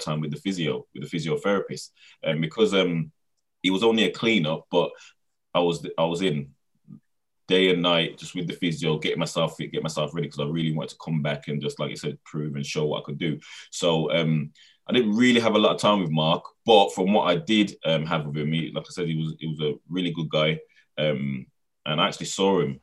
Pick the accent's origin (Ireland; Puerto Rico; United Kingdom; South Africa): United Kingdom; Birmingham, West Midlands; moved away; also born or lived in Milton Keynes / London; I'm from Birmingham